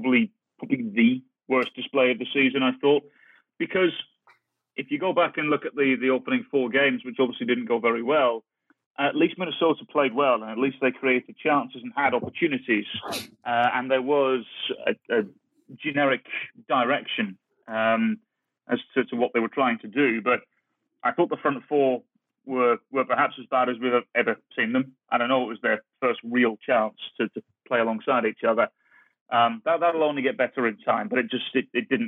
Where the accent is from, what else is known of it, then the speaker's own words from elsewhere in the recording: England, United Kingdom; growing up in England